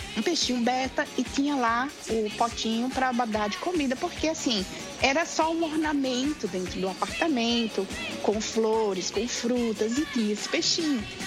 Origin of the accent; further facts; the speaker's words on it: Natal, Rio Grande do Norte, Brazil; moved away as an adult; now in Seattle, United States; sou de Natal, lá do Rio Grande do Norte. É, moro no, no, momento em Seattle, em Washington